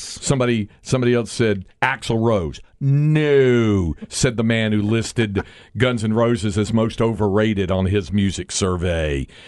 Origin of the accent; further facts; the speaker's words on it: North Carolina, United States; moved away; we were kids growing up in North Carolina